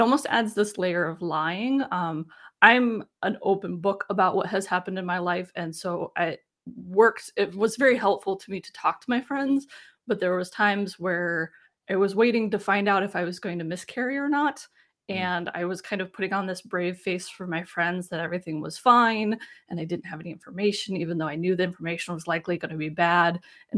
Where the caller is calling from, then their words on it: Richmond, Virginia, United States; I am in Richmond, Virginia.